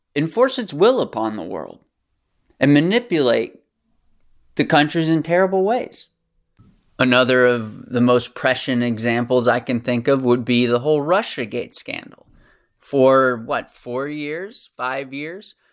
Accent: United States; accent: American; my American accent

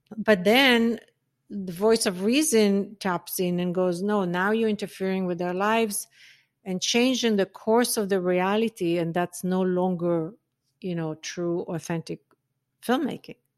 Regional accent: Israel; moved away; also born or lived in North Africa; I grew up in Israel

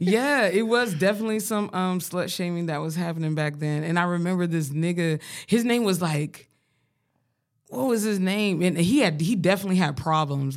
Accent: Colorado, United States; I grew up in Colorado, I grew up around black people

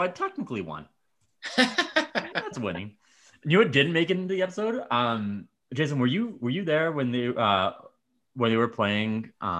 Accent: Medicine Hat, Alberta, Canada; I grew up in Medicine Hat, right?

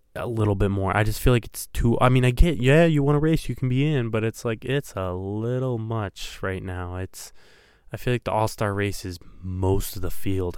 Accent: Michigan, United States; I grew up in Michigan

